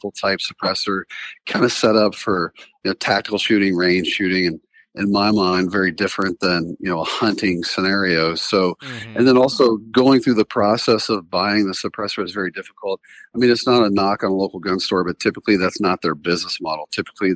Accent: the South, United States; moved away as an adult; also born or lived in North Carolina; now in South Dakota, United States; I grew up in the South

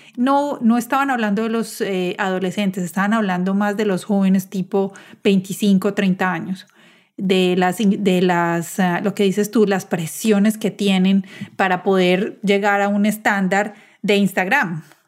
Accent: Medellín, Antioquia, Colombia; moved away as an adult; now in United States; yo también soy de Medellín, pero cuando me mudé a vivir a los Estados Unidos hace 11 años

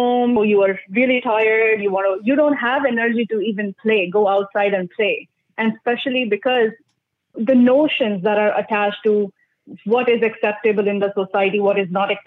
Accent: New Delhi, Delhi, India; now in Orangeville, Canada; New Delhi, where I grew up

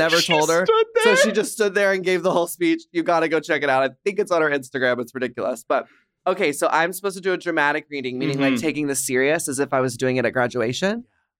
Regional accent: Dallas, Texas, United States; now in Los Angeles, United States; As you can tell from my accent, I am from Dallas, Texas. And it was not very easy growing up looking like this.

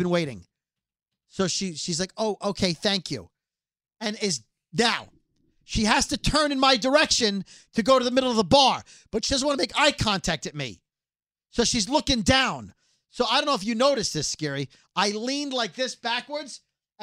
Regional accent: New York City, New York, United States; we'll be in Queens, but we're from Brooklyn

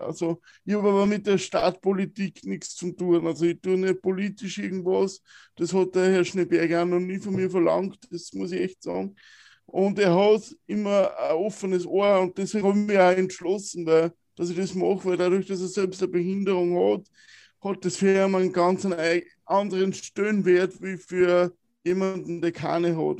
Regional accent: Wiener Neustadt, Lower Austria, Austria; Ich bin in der Waldschule in Wiener Neustadt aufgewachsen

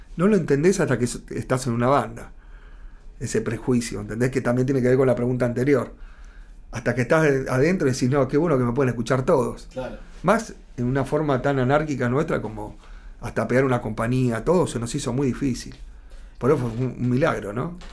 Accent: Argentina; ya somos argentinos nosotros

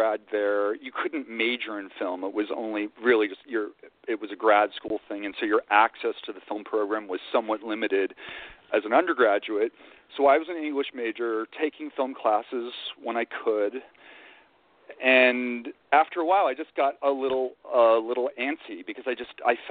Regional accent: Virginia, United States; moved away as an adult; also born or lived in New York; I grew up in Virginia.

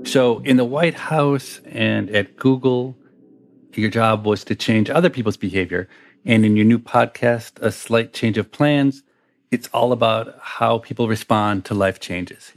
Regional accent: United States; I'm American

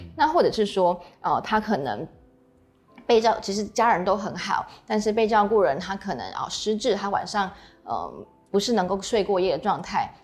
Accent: Taiwan; 说他的病假是跟我们台湾人一样

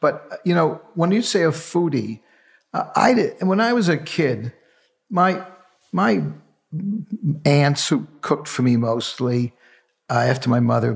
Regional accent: New York City, New York, United States; with eight cousins growing up in the Bronx, I was the only one who went to college

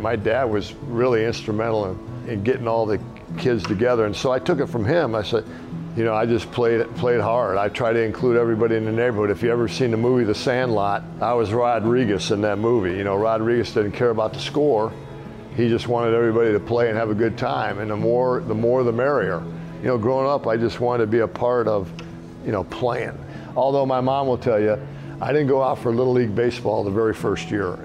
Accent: Wheaton, Illinois, United States; also born or lived in Norman, Oklahoma; I was born there, but I was raised in Wheaton, Illinois. We moved up to Wheaton at a very young age. I was three years old

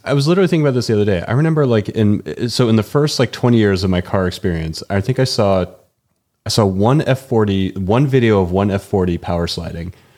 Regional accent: New England, just outside of Boston, Massachusetts, United States; now in Denver, United States; I grew up in New England, uh, just outside of Boston

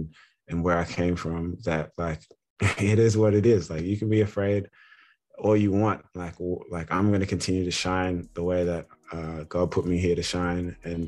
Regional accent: Australia; also born or lived in Ghana; I'm from Ghana, West Africa. My family moved to Australia when I was one or two. So I've grown up in Australia, different parts of Australia, Melbourne, Canberra, Sydney.

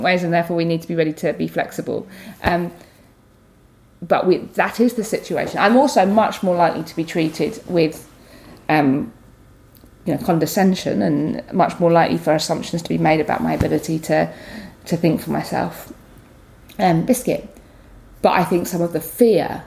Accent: London, United Kingdom; I'm a Londoner

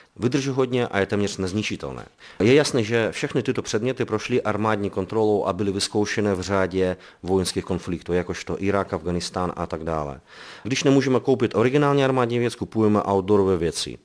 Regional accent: Belarus; now in Prague, Czechia; my jsme původem z Běloruska, ze země agresora

